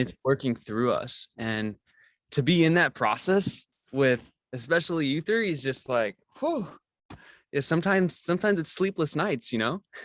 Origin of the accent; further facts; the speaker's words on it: Missouri, United States; moved away as an adult; also born or lived in Oregon; I grew up in Missouri and, and never really had left the state